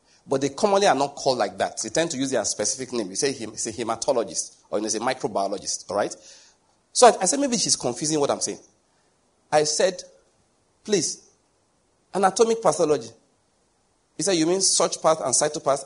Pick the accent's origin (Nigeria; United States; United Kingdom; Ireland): Nigeria; I'm from Nigeria